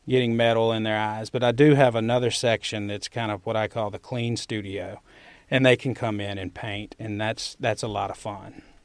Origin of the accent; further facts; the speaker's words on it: Winona, Mississippi, United States; accent: Southern; moved away as an adult; also born or lived in Oxford, Mississippi; I grew up in Winona, Mississippi